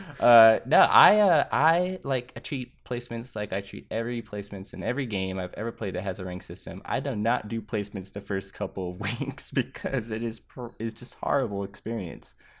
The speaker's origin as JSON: {"language": "English", "region": "Texas", "country": "United States", "said": "I'm from Texas"}